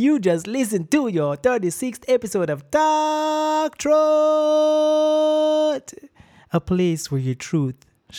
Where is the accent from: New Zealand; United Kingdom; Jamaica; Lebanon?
Jamaica